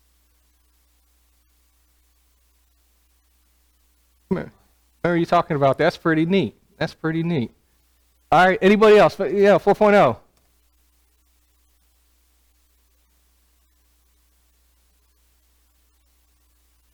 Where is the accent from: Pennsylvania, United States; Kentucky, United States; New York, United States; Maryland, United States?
Maryland, United States; Clinton; now in Prattville, United States; So I grew up in Clinton, Maryland.